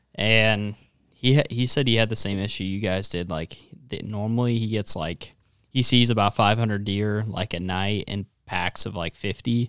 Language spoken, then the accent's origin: English; North Platte, Nebraska, United States; I grew up in North Platte